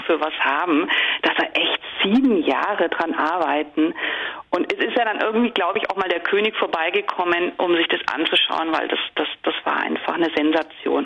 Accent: Bavaria, Germany; moved away as an adult; now in Netherlands; Ich komme ja aus Bayern

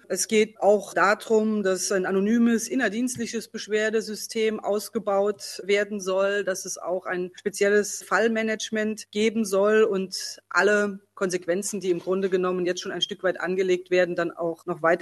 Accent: Saarland, Germany; Und ich persönlich, ich als Mensch, als Saarländerin will auch mein tiefes Bedauern über diese Fehler

